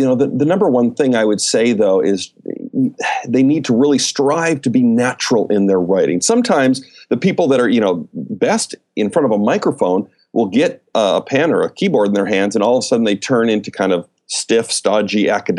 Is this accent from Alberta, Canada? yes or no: yes; Calgary, Alberta, Canada; moved away as an adult; now in United States; I grew up in Canada. Okay. In the Calgary, Alberta area. My dad was a pastor up there. I moved down to the States when I was, 22.